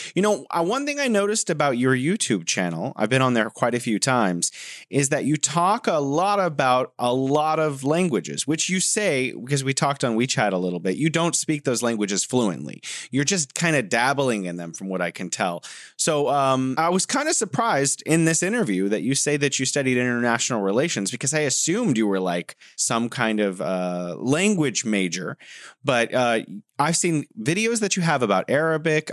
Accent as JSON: {"language": "English", "region": "California", "country": "United States", "tie": "born or raised there", "said": "growing up in California"}